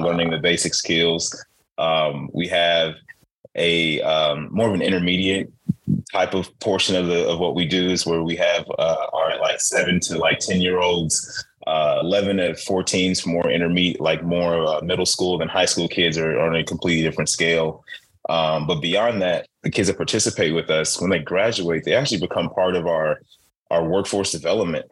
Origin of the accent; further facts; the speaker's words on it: Chicago, Illinois, United States; I grew up in Chicago